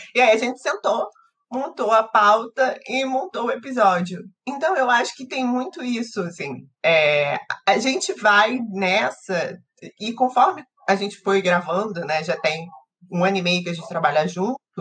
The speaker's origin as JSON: {"language": "Portuguese", "region": "Rio de Janeiro", "country": "Brazil", "said": "Eu e o Orlando somos cariocas"}